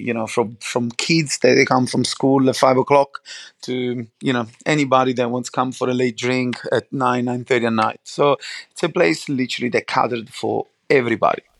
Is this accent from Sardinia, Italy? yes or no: no; Naples, Campania, Italy; English is a second language; moved away; I grew up obviously in um, Napoli, obviously outside the Naples